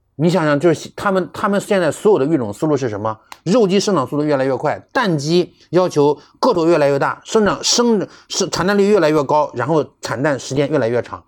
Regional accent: Anhui, China; also born or lived in Zhuhai; 我们在这个北方，你看我们是安徽的嘛，在淮河以北嘛，也算嗯，嗯，北方人

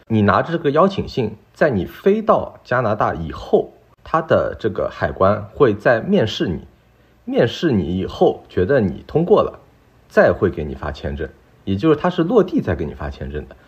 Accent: Shanghai, China; now in Vancouver, Canada; 然后呢，这里的温度呢也很舒适，因为我是上海来的嘛

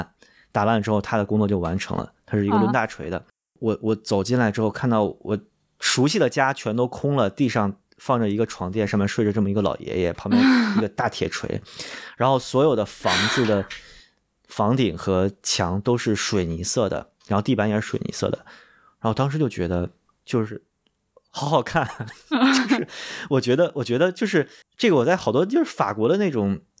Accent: North China, China; 就在北方农村，其实旱厕什么的就随随地的，就我小时候也在农村生活过，就觉得完全 OK。

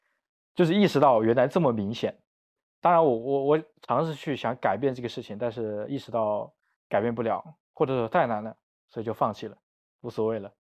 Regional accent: Wuhan, Hubei, China; 我是武汉人嘛，我是我从小学一直到就包括我读大学都是在武汉读，

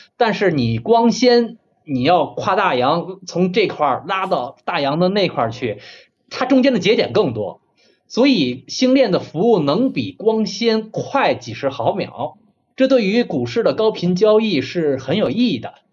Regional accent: China; 我们中国人

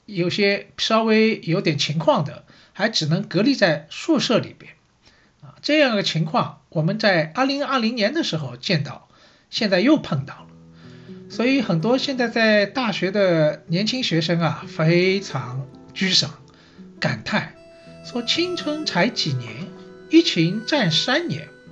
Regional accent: Shanghai, China; 我是上海人，所以呢，对城市这一块呢，好像也特别有感觉

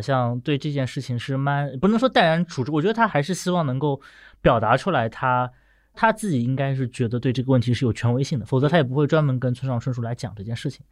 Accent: Nanjing, Jiangsu, China; 我出生地南京

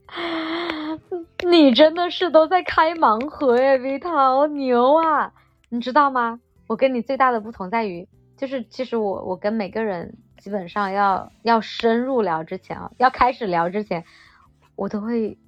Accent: Yulin, Guangxi, China; now in Shenzhen, China; 我来自于广西的一个小城市

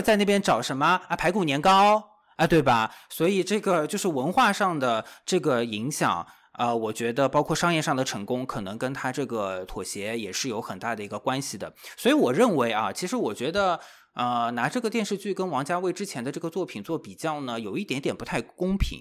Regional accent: Shanghai, China; 我是这个上海土著 土生土长的这个上海人

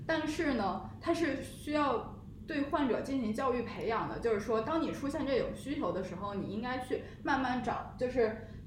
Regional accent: Beijing, China; 我自己作为北京人其实是有就是家庭医生的

